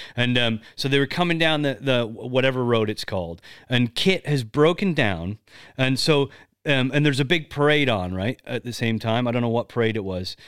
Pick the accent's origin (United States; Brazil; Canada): Canada; I'm not American, but I'm Canadian.